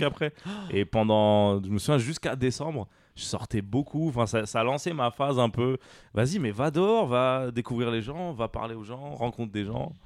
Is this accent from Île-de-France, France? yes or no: yes; Paris suburbs, Île-de-France, France; I'm from euh, Paris. Suburbs on Paris. not, uh, not born and raised in Paris, but uh, in the suburbs